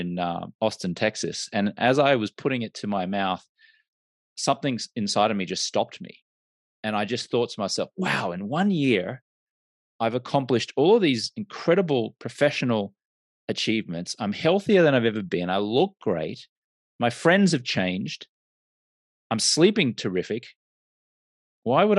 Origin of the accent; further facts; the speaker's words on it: Australia; now in United States; I'm an Australian American and I grew up in an Australian culture where drinking was just the norm